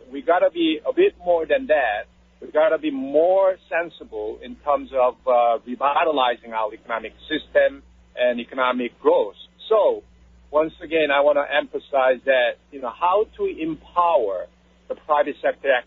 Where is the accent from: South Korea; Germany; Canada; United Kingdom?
South Korea; Seoul; moved away as an adult; now in United States; I was born in Seoul, South Korea. So my beginning was a bit different from yours. And then I decided to come to this great nation by my choice